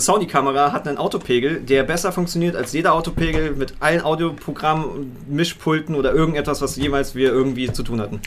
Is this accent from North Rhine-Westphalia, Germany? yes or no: no; Berlin, Germany; als Berliner